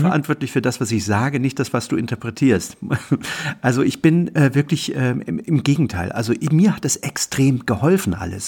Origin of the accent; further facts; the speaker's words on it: East Germany, Germany; ich bin in der DDR aufgewachsen